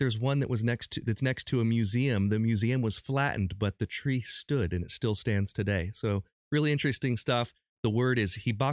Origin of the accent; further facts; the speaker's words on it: Urbana, Ohio, United States; now in Columbus, United States; I grew up in a small town about halfway between Dayton and Columbus called Urbana.